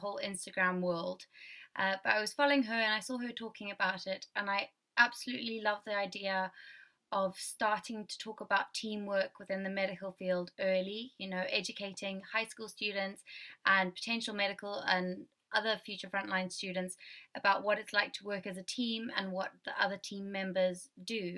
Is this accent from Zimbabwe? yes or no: yes; Zimbabwe; moved away as an adult; also born or lived in Scotland; now in Dundee, United Kingdom; I am from Zimbabwe